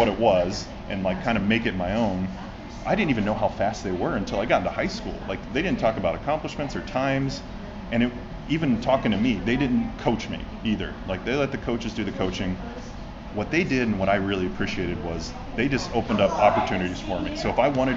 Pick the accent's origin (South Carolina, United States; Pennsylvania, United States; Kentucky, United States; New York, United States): Kentucky, United States; now in Florida, United States; I'm from Kentucky, the home of like horse racing